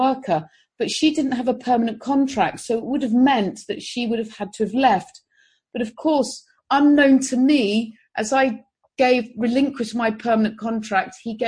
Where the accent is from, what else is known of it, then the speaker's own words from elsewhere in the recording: Jersey; The Jersey I live on is the old Jersey.